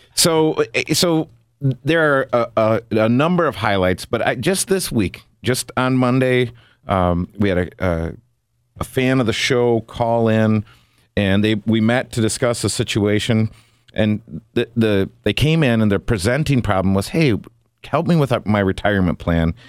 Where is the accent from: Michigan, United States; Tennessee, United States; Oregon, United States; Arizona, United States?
Michigan, United States; Big Rapids; moved away as an adult; also born or lived in South Bend, Indiana; I was born and raised in Big Rapids, Michigan